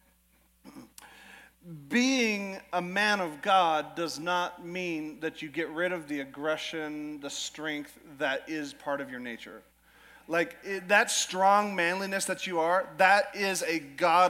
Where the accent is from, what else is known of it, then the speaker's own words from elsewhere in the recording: Alaska, United States; moved away as an adult; now in Idaho, United States; I was always raised in Alaska